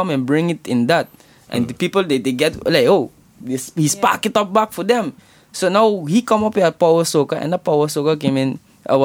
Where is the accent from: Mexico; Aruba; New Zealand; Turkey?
Aruba; moved away as an adult; now in Netherlands; I was born in Aruba.